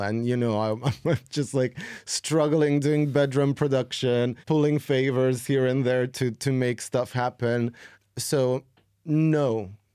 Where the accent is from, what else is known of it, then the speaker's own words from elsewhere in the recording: Serbia; I've been making music since I was fifteen, sixteen in my hometown in Serbia